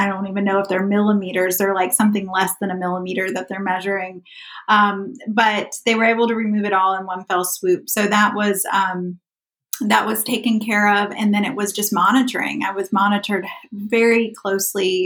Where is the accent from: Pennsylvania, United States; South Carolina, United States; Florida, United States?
South Carolina, United States; as a child, I grew up in South Carolina.